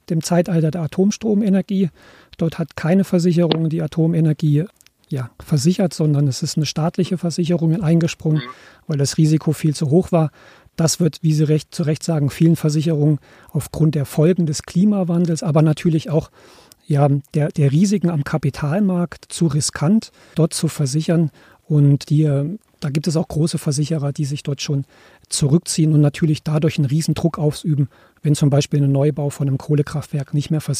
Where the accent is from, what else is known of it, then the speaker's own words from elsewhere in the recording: Germany; ich komme ja aus Deutschland